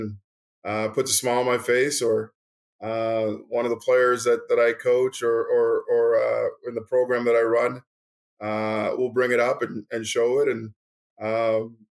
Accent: Montreal, Quebec, Canada; I grew up in Montreal

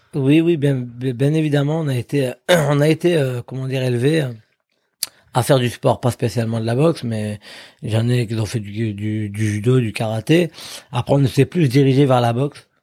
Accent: Drocourt, Hauts-de-France, France; venant d'une petite ville comme Drocourt dans le Nord-Pas-de-Calais

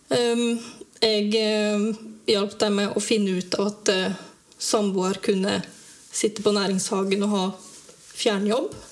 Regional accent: Dalen, Telemark, Norway; moved away as an adult; also born or lived in Grimstad; now in Seljord, Norway; Jeg er egentlig fra Dalen

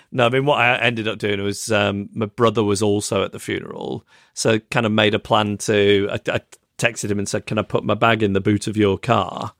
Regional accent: Macclesfield, North West England, United Kingdom; now in London, United Kingdom; my hometown of Macclesfield, which is a couple of hours away from London on the train.

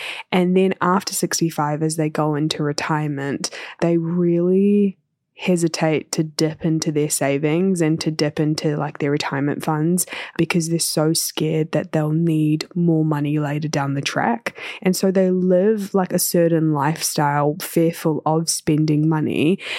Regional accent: India; my family live in New Zealand, but we're from India

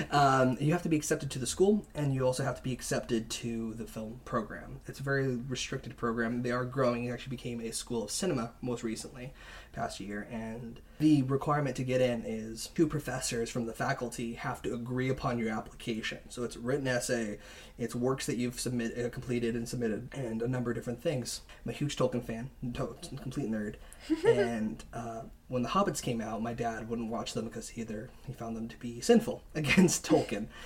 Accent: California, United States; actually, uh, I came from San Francisco area

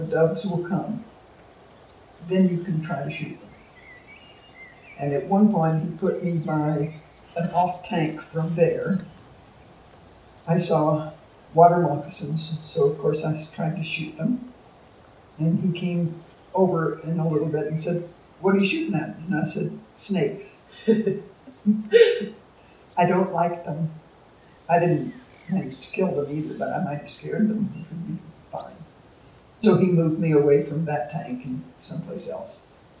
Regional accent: Waco, Texas, United States; now in Missoula, United States; I was born and raised in Waco, Texas.

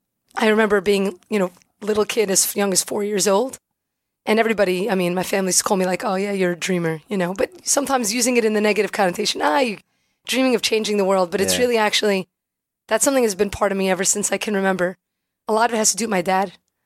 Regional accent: Brooklyn, New York, United States; I'm from Brooklyn, born and bred.

